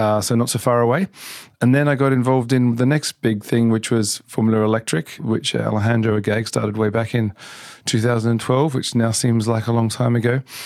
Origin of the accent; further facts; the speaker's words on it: Geelong, Victoria, Australia; moved away as an adult; now in United Kingdom; I'm from Australia, from a city called Geelong, which is actually the, kind of the Ford town in Australia. So I grew up around cars